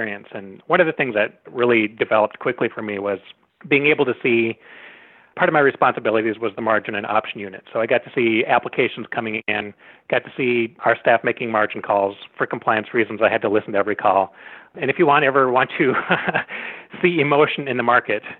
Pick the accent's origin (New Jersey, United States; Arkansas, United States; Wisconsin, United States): Wisconsin, United States; North Woods of; I grew up in the North Woods of Wisconsin, so not too far from here.